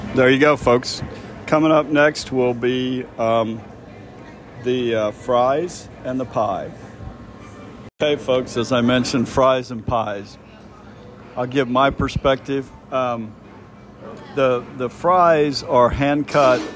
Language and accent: English; Kansas City, Missouri, United States; We grew up in Kansas City